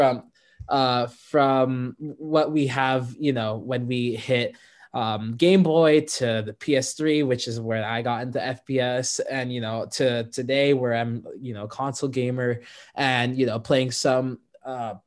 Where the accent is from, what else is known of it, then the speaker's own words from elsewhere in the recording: Fontana, California, United States; I'm from SoCal, specifically Fontana, California.